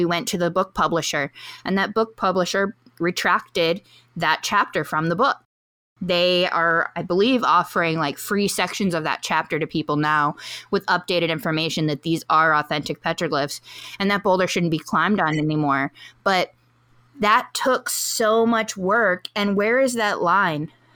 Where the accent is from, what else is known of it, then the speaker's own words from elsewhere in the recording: Hawaii, United States; As a Hawaiian